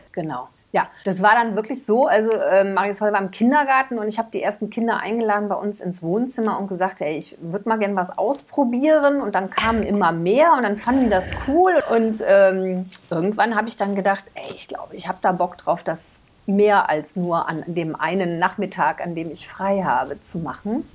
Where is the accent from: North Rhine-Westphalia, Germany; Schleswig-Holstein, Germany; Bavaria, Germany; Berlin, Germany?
North Rhine-Westphalia, Germany; Cologne; ich bin ja in Köln groß geworden